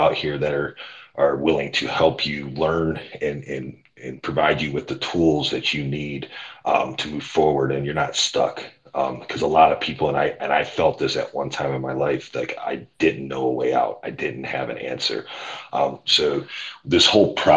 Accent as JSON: {"language": "English", "town": "Cleveland", "region": "Ohio", "country": "United States", "said": "I'm from Cleveland, Ohio."}